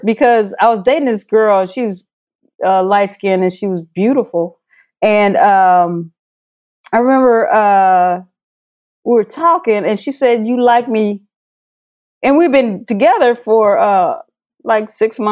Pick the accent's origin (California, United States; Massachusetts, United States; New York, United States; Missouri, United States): Missouri, United States; I was raised in Missouri